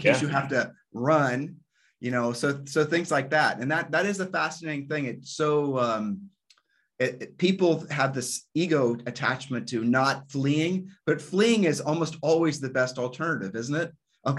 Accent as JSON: {"language": "English", "region": "Ohio", "country": "United States", "moved": "as an adult", "lives_now": "Puerto Rico", "said": "I mean, we're from Ohio and we're super boring and we're rule followers, okay?"}